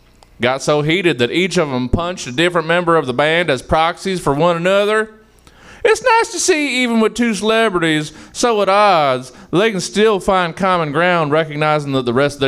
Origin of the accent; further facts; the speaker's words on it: Southern United States, United States; accent: Southern; Michael Caine is now going to be played by my Southern accent.